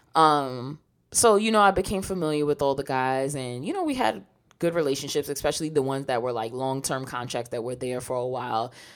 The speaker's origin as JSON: {"language": "English", "region": "New York", "country": "United States", "tie": "born or raised there", "said": "growing up in New York"}